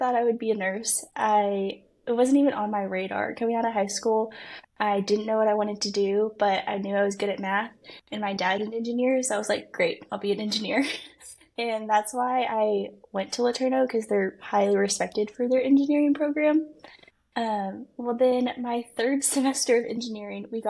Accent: Allen, Texas, United States; accent: Texan; now in Waco, United States; I grew up in Allen, Texas.

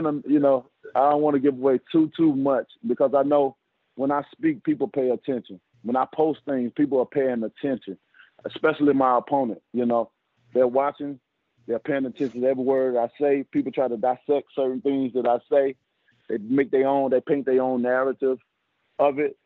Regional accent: the South, United States; I'm from the South, so I'm from the South, and I got a lot of cooks in my family

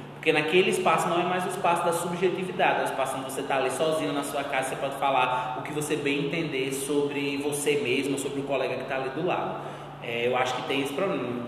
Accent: Northeast Brazil, Brazil; Sou bicha gorda, nordestina

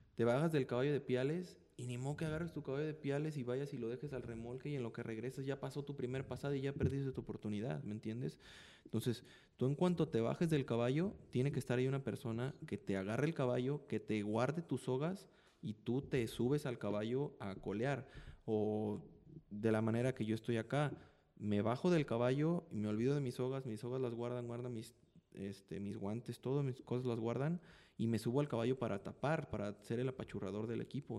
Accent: Mexico; yo soy de México. Me queda seis horas de aquí de Guadalajara a mi casa.

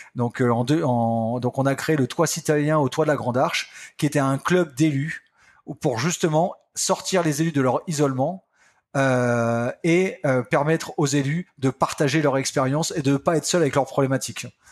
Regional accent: Picardy, Hauts-de-France, France; je suis un campagnard, hein, je viens de la Picardie, un petit village de 2000 personnes.

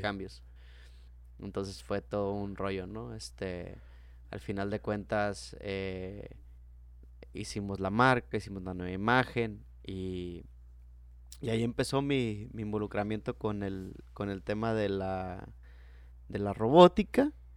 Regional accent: Mexico; yo soy nacido en México

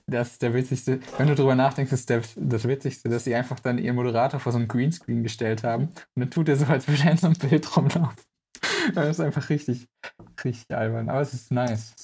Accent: North Rhine-Westphalia, Germany; also born or lived in Dresden area; now in Dresden, Germany; aus meiner Heimat, aus NRW, da war wirklich in jeder, in jeder kleinen Stadt war so ein, einfach so ein Schwimmbad

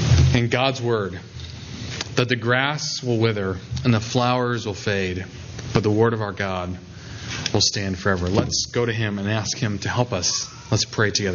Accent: South Dakota, United States; I was at a rural church in my home state of South Dakota, which is basically all rural.

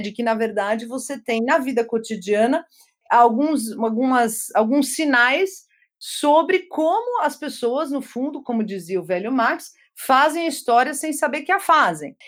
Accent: Brazil; first language German and Portuguese; moved away as an adult; also born or lived in Germany; eu sou brasileira com muito orgulho, etc. Cresci aqui, estudei, mas estudei na escola alemã

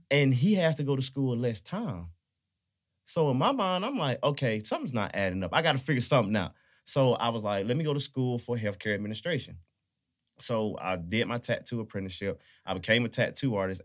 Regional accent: Atlanta, Georgia, United States; I'm from Atlanta

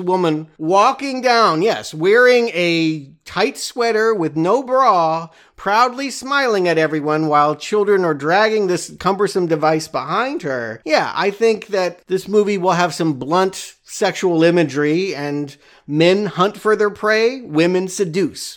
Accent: United States; I'm an American.

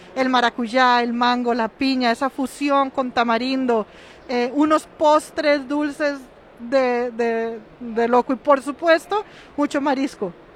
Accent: Costa Rica; de ahí que somos ticos

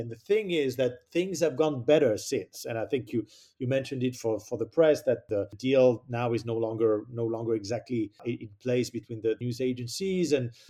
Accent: France; in my home country, I see in France

